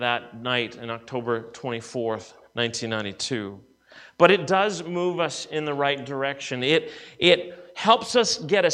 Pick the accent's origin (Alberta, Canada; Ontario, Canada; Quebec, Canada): Ontario, Canada; southern; moved away as an adult; also born or lived in British Columbia; I grew up in southern Ontario